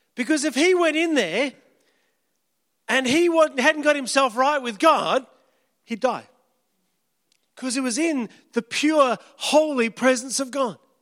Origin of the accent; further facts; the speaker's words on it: Kalgoorlie, Western Australia, Australia; moved away; wouldn't have ever left my hometown. 'Cause at the time, if you left town, you got frowned upon